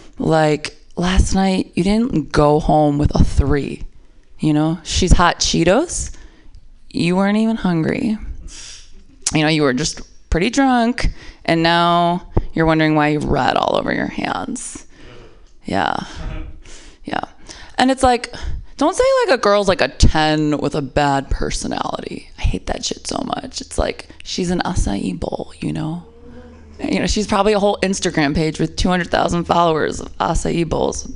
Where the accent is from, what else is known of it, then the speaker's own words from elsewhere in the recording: Midwest, United States; I'm from the Midwest